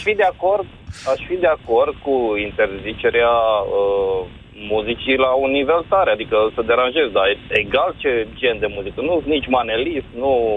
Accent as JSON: {"language": "Romanian", "town": "Timișoara", "region": "Timiș County", "country": "Romania", "moved": "yes", "said": "sunt din Timișoara deloc, dar sunt plecat de mulți ani din țară"}